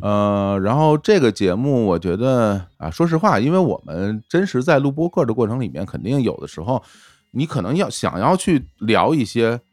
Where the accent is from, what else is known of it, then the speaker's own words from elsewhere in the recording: Beijing, China; accent: heavy Beijing accent; 我们就是北京口音很重一点儿